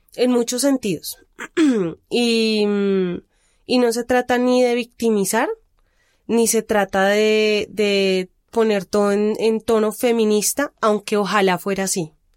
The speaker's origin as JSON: {"language": "Spanish", "region": "Bogotá", "country": "Colombia", "said": "de los barrios periféricos de Bogotá, que es de donde vengo yo"}